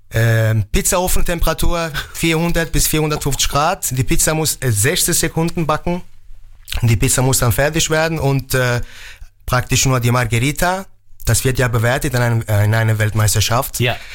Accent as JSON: {"language": "German", "town": "Mainz", "region": "Rhineland-Palatinate", "country": "Germany", "tie": "born or raised there", "also_born_or_lived": "Naples", "said": "Genau, ich bin in Mainz äh, geboren, aufgewachsen und dann mit äh, ungefähr 18 bin ich nach Neapel"}